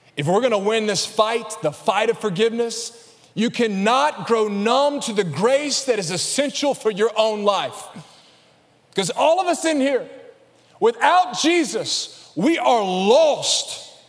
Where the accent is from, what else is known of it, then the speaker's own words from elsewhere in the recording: Alabama, United States; accent: Alabama; my Alabama accent